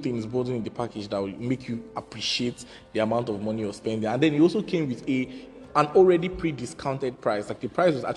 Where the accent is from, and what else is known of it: Nigeria; also born or lived in Owerri